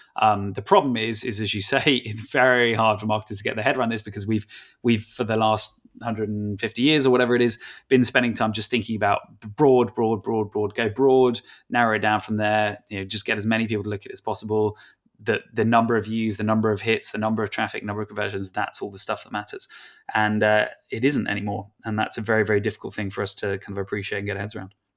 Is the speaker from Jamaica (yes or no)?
no; England, United Kingdom; I'm English